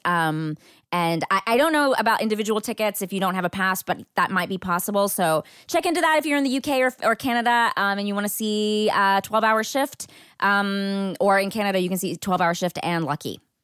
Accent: Marshall, Texas, United States; moved away; my hometown, which is a very small town in East Texas called Marshall.

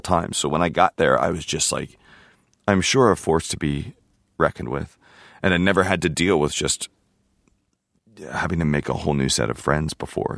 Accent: Houston, Texas, United States; also born or lived in California / Sydney, Australia; I grew up in Houston

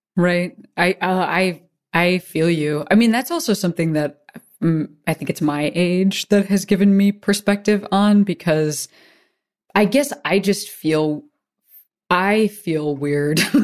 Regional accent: Chicago, Illinois, United States; now in Los Angeles, United States; I'm from Chicago

